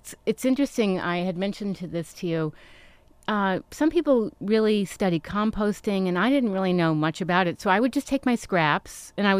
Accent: New York City, New York, United States; I grew up in New York City

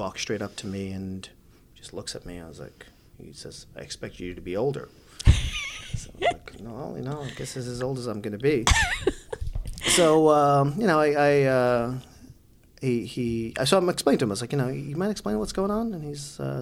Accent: New York City, New York, United States; also born or lived in Bangladesh; I grew up in Brooklyn. Yeah. You know, that's home for me

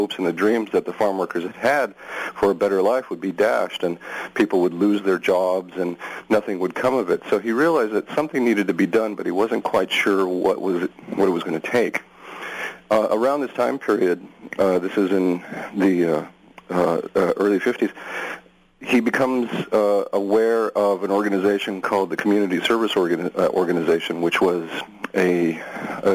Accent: New Mexico, United States; moved away as an adult; now in Portland, United States; I grew up in New Mexico, and during my education in elementary school and in high school and so forth

